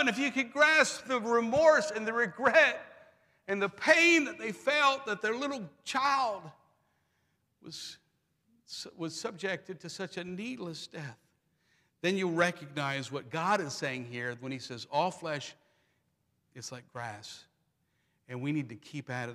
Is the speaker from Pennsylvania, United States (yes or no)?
yes; Pennsylvania, United States; moved away; I'm from Pennsylvania, proud Germans.